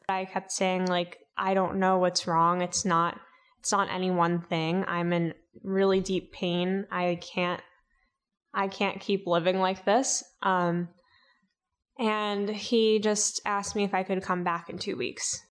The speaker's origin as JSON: {"language": "English", "town": "New York City", "region": "New York", "country": "United States", "tie": "born or raised there", "said": "I grew up in Staten Island, New York, my parents are first generation immigrants."}